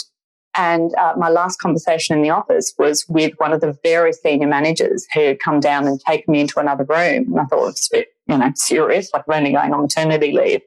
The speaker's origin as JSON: {"language": "English", "town": "Perth", "region": "Western Australia", "country": "Australia", "moved": "as an adult", "lives_now": "Sydney, Australia", "said": "I'm not from Sydney originally. I'm originally from Perth"}